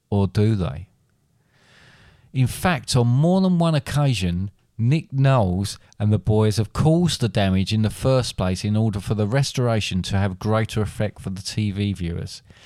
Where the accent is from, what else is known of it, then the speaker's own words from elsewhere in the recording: England, United Kingdom; I'm English